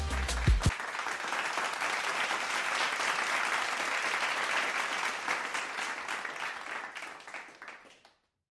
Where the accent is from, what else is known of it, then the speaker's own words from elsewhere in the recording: New York City, New York, United States; moved away as an adult; also born or lived in Puerto Rico; now in Florida, United States; I'm from the Bronx, New York, born and raised